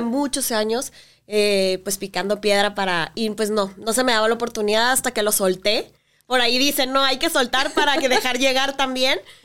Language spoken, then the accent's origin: Spanish; Mexico; como mexicanos